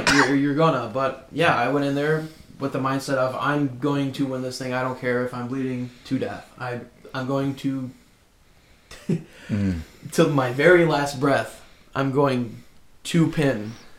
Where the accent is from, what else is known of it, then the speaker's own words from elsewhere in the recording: Fox Lake, Illinois, United States; I grew up in Fox Lake.